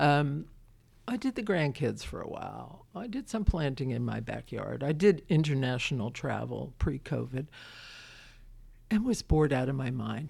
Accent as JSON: {"language": "English", "town": "Brooklyn", "region": "New York", "country": "United States", "tie": "born or raised there", "moved": "yes", "lives_now": "Winchester, United States", "said": "I'm a kid from Brooklyn"}